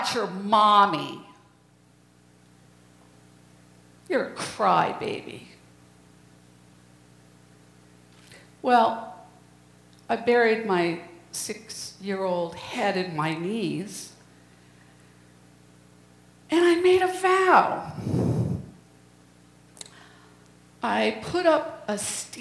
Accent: New England, United States; I was born in 1952 in New England

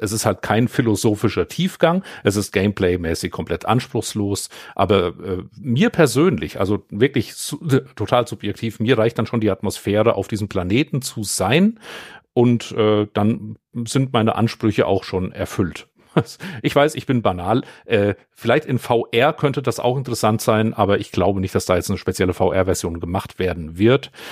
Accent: Vogelsberg, Hesse, Germany; den Lokalkrimi hier in meiner Heimat

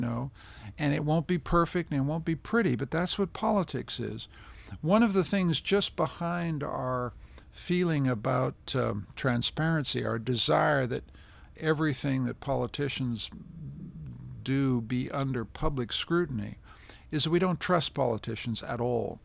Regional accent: Canada; being a Canadian

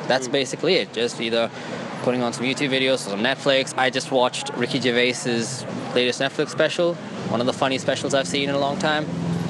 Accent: Brisbane, Queensland, Australia; moved away as an adult; now in Sydney, Australia; I moved all the way from Brisbane to Sydney to do this.

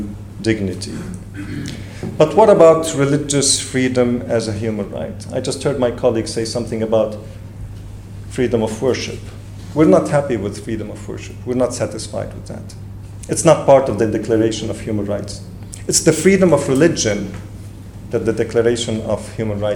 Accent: Lebanon; English is a second language; I do come from Lebanon, and I am Lebanese, so English is my third language

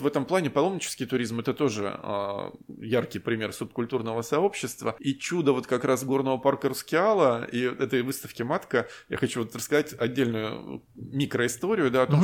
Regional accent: Saint Petersburg, Russia; как любой петербуржец

